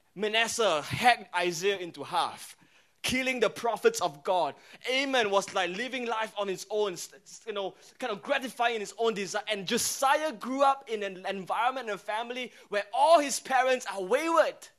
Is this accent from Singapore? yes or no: yes; Singapore